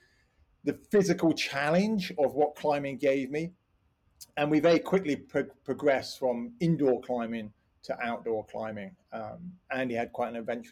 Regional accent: Slough, South East England, United Kingdom; now in Cotswolds, United Kingdom; that is where I was born. I grew up just up the road. And although I lived inside the M25

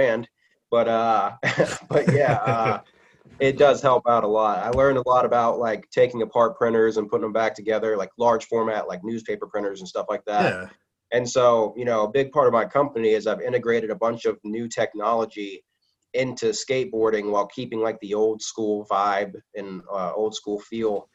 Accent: Hilton Head, South Carolina, United States; moved away; I was born and raised in Hilton Head, South Carolina

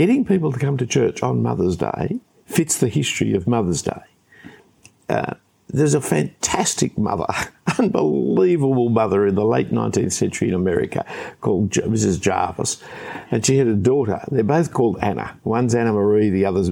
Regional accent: Sydney, New South Wales, Australia; when I grew up here in Australia, in Sydney

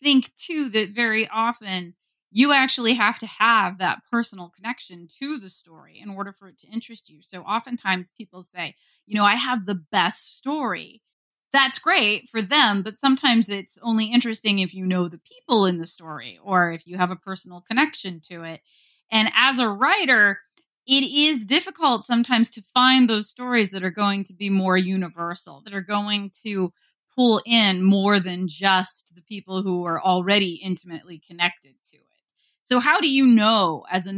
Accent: Ohio, United States; I'm from the Midwest. I grew up in Ohio. I still live here

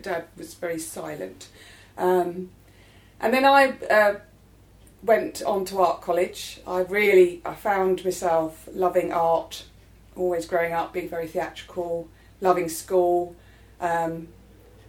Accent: London, United Kingdom; I grew up in Penge, not far from where I live now

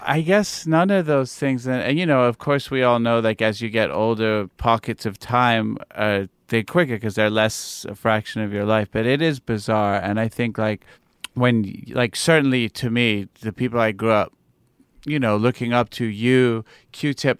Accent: New York City, New York, United States; also born or lived in London; I was born in London. Uh, my parents are English, and then I moved to New York when I was eight

